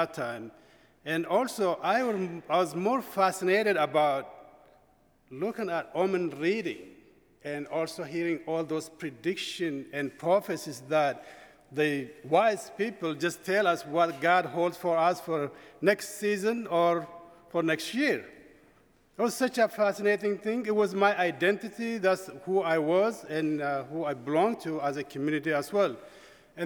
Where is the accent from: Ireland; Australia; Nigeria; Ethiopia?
Ethiopia; moved away as an adult; I'm from Ethiopia, and I grew up in Ethiopia, born and raised